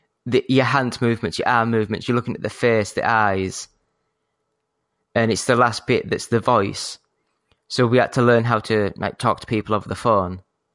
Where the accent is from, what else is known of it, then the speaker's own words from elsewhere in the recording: Yorkshire and the Humber, United Kingdom; I say a fake posh. I'm from Yorkshire. It's as posh as I get, you know.